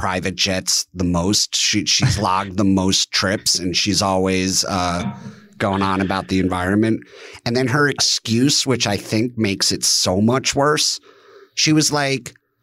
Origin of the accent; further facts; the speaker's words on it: around New York, United States; growing up around New York